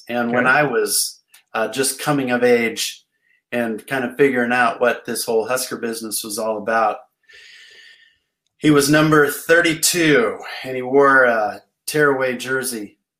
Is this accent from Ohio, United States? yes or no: no; Falls City, Nebraska, United States; And I'm from Fall City.